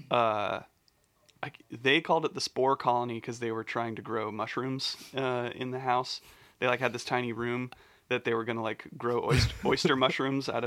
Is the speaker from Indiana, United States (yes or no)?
yes; Bloomington, Indiana, United States; I'm just from Bloomington.